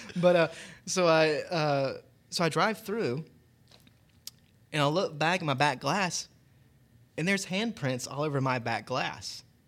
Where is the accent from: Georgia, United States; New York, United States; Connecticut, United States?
Georgia, United States; Cobb County; now in Gwinnett County, United States; I grew up in Cobb, so now living over here in Gwinnett, close to Lake Lanier